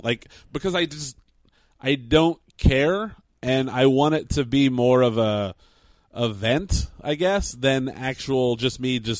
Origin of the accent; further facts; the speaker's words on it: Indiana, United States; born there